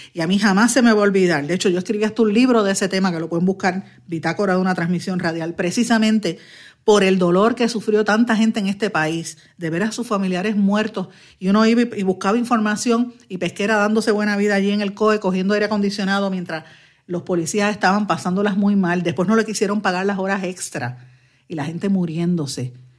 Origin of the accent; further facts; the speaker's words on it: Guaynabo, Puerto Rico; yo soy natural de Guaynabo